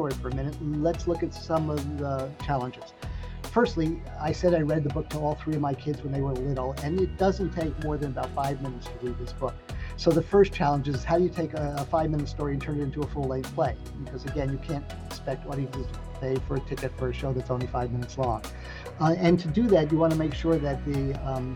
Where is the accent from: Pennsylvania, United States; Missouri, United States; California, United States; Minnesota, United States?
Pennsylvania, United States; Lancaster; when I was first working at this theater in my hometown, where I live now in Lancaster, Pennsylvania